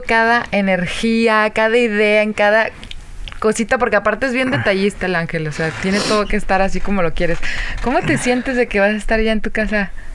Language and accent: Spanish; Yahualica, Jalisco, Mexico; del pueblo de donde soy, que es Yahualica, Jalisco